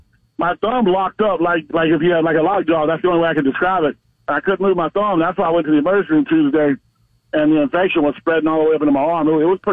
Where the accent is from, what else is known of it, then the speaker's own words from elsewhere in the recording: Pahokee, Florida, United States; I grew up in Pahokee